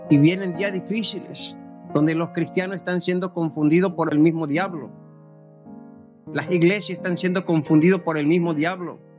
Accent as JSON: {"language": "Spanish", "country": "Paraguay", "moved": "yes", "lives_now": "Argentina", "said": "Yo soy de Paraguay, mi esposa es de Buenos Aires."}